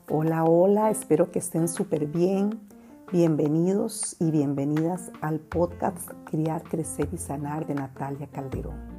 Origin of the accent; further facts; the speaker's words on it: Costa Rica; en Costa Rica, en mi país